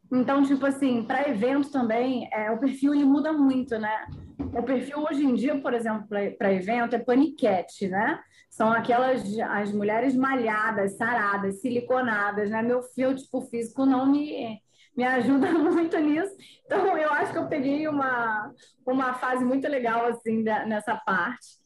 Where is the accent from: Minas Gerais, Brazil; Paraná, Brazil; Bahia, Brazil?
Bahia, Brazil; Porto Seguro; also born or lived in Rio de Janeiro / São Paulo; Então, eu sou carioca, nascida no Rio, mas eu fui criada na Bahia, Porto Seguro, litoral da Bahia.